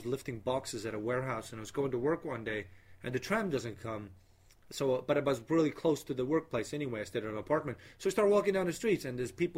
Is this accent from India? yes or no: no; Estonia; also born or lived in Australia; I come from Estonia